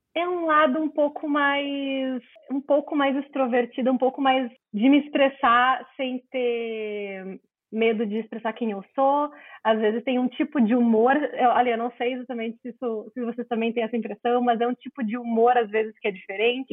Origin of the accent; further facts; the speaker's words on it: Porto Alegre, Rio Grande do Sul, Brazil; accent: gaúcho; also born or lived in Texas, United States / Florida, United States; Eu sou gaúcha, nascida em Porto Alegre, criada em Porto Alegre, exceto com algumas vezes fora do Brasil, mas a grande maioria do meu sotaque é aqui do Rio Grande do Sul